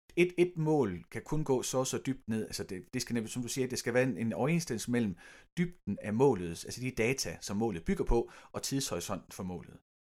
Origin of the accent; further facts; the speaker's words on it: Denmark; vi som danskere